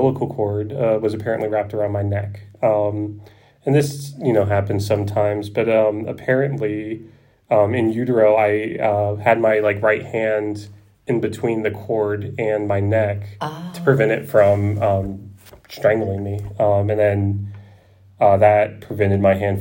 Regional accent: outside of Philadelphia, Pennsylvania, United States; moved away; I grew up outside of Philadelphia

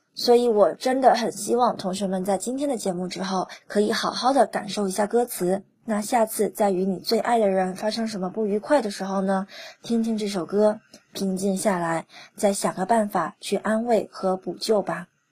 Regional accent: China; 我们中国人总是喜欢把各种节日都过成情人节

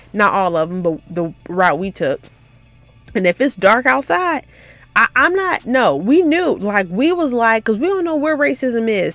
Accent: Memphis, Tennessee, United States; I'm from Memphis, which is just thirty, forty minutes away, so we would go to my grandma's house

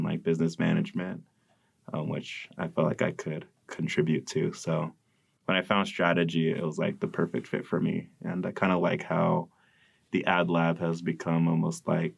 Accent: Modesto, California, United States; I'm from Modesto, California

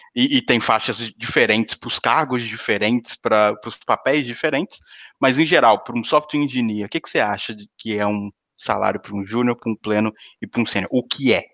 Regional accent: Brazil; moved away as an adult; also born or lived in São Paulo; now in Portugal; eu nasci numa cidade pequena.

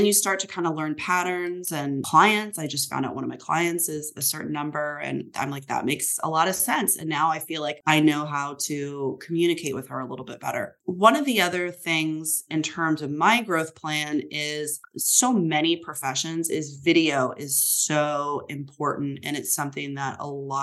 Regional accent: Midwest, United States; now in San Francisco, United States; I'm from the Midwest

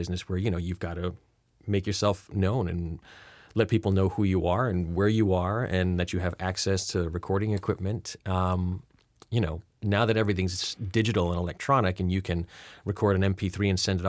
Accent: Rhode Island, United States; I'll tell you why I have no distinguishable accent because, again, I'm from Rhode Island, so I should have one, and I used to have one.

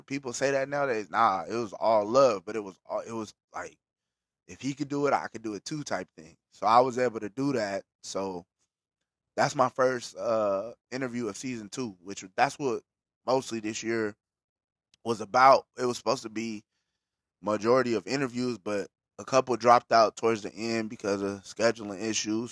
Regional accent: Bakersfield, California, United States; I'm a nigga from Bakersfield, but I ain't no Bakersfield nigga

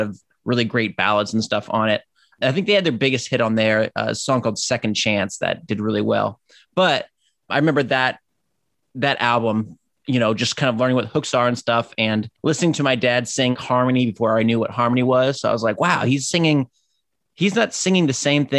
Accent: Ohio, United States; we grew up in Ohio

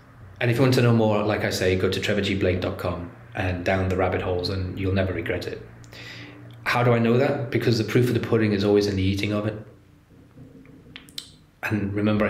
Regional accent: England, United Kingdom; I'm English

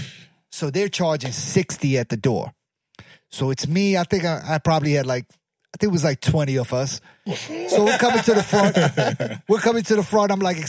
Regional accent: Baltimore, Maryland, United States; I'm from Baltimore

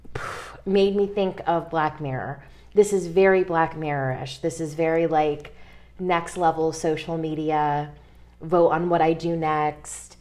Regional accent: Connecticut, United States; now in North Carolina, United States; Connecticut is, my home state

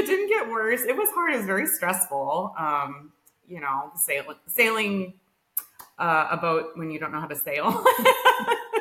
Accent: Arizona, United States; moved away as an adult; We grew up in Arizona.

